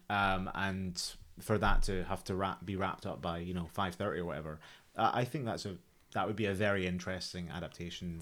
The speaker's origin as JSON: {"language": "English", "region": "Scotland", "country": "United Kingdom", "moved": "yes", "said": "I'm, I'm from Scotland"}